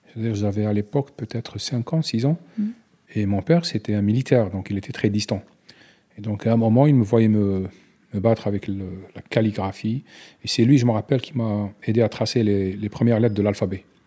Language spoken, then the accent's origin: French; Algeria; French is a second language